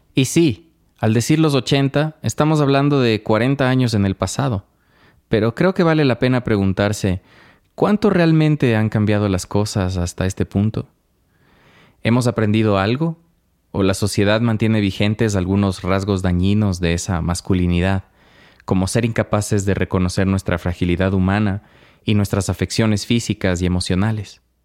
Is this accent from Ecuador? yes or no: yes; Ecuador; quienes crecimos en el Ecuador de los 80s